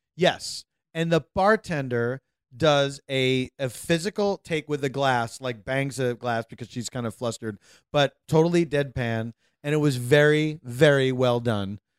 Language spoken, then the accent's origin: English; United States; as an American